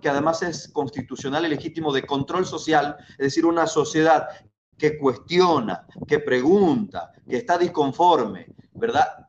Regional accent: Bolivia; nosotros los bolivianos

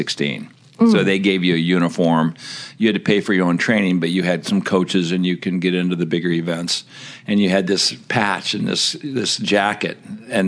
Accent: Aspen, Colorado, United States; growing up in Aspen, small little ski town

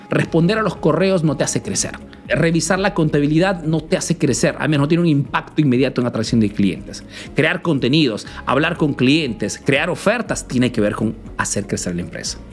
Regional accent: Peru; now in Italy; soy un emprendedor peruano que vive hace nuevos en Italia

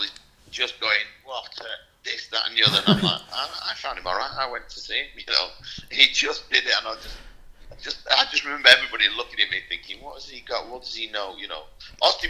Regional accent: Manchester, North West England, United Kingdom; I'm from Manchester, 30 miles down the road

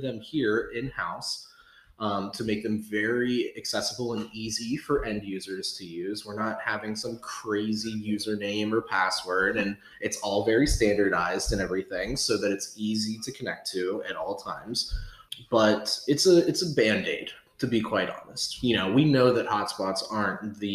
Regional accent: Pittsburgh region, Pennsylvania, United States; after I graduated from college, moved back to the Pittsburgh region

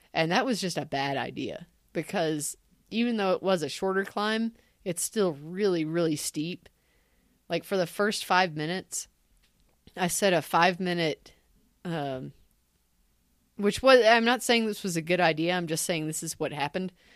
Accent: Tennessee, United States; I'm from Tennessee

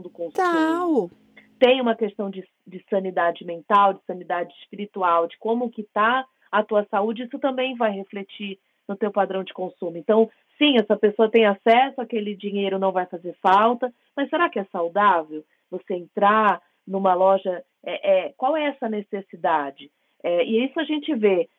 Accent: Rio de Janeiro, Brazil; eu venho do Rio de Janeiro

